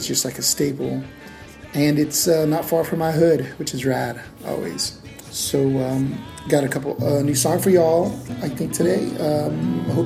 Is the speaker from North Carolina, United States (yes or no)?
no; El Paso, Texas, United States; now in San Diego, United States; I'm actually originally from West Texas town of El Paso